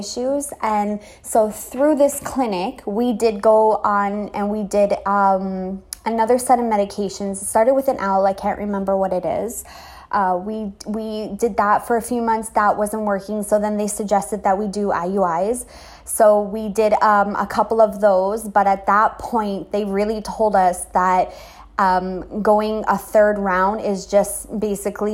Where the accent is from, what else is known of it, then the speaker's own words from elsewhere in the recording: Canada; moved away as an adult; also born or lived in Trinidad; now in Trinidad and Tobago; I'm Canadian